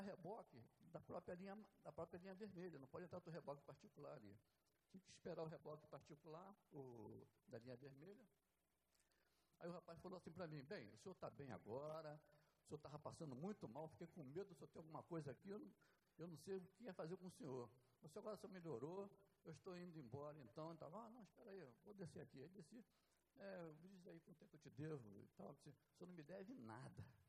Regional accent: Rio de Janeiro, Brazil; moved away as an adult; also born or lived in Nova Iguaçu; eu não sou de lá, sou daqui do Rio, mas fui para lá ainda jovem.

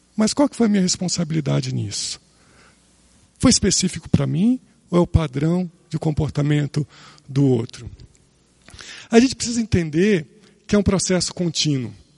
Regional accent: Rio de Janeiro, Brazil; Eu nasci no Rio de Janeiro

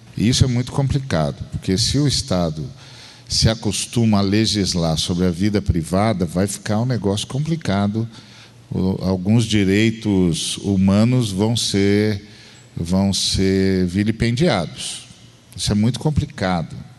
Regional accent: Uberlândia, Minas Gerais, Brazil; de Berlândia

